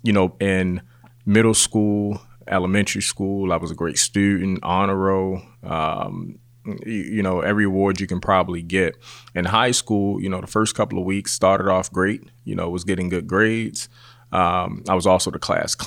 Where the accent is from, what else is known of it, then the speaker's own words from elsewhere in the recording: Baltimore, Maryland, United States; I grew up in Baltimore